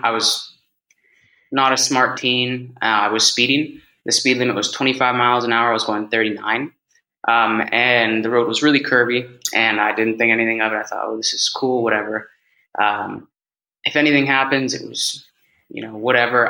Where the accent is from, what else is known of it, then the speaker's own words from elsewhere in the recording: Bay Area, California, United States; first language English; moved away as an adult; also born or lived in Mexico; now in Madrid, Spain; I am from the Bay Area, uh, born and raised. I'm in Madrid, Spain now